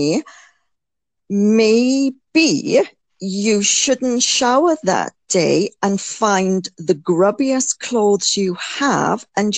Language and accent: English; United Kingdom; as a Brit, I mean, this is what we were always brought up to do.